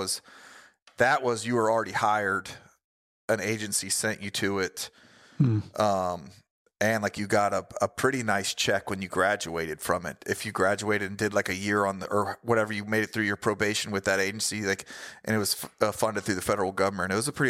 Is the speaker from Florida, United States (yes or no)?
yes; Florida, United States; also born or lived in Missouri; I'm from Florida